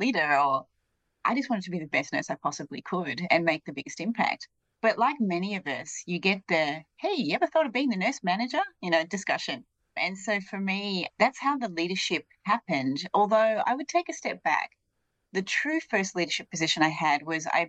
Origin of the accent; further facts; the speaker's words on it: Australia; now in United States; I'm not from the United States. I grew up in Australia